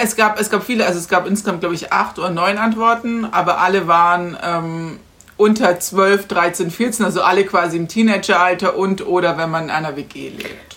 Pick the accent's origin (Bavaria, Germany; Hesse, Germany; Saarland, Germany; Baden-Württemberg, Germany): Bavaria, Germany; Garmisch-Partenkirchen; ich komme ja aus Garmisch